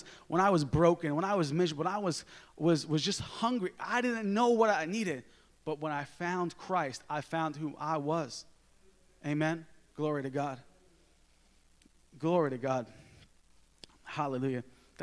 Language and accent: English; New York, United States; I'm from New York